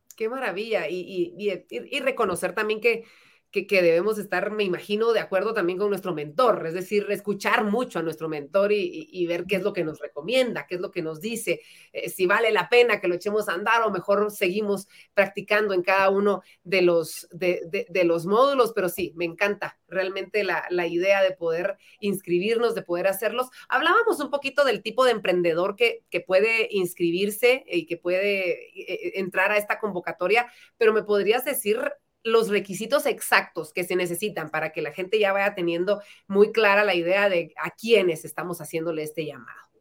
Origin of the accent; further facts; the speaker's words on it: Guatemala; nos da la oportunidad de poder crecer como guatemaltecos